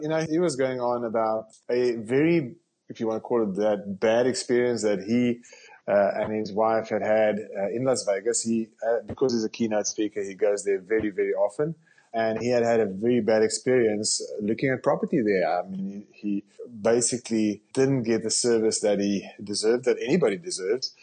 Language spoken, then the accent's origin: English; South Africa; accent: South African; moved away as an adult; now in Canada; I'm a South African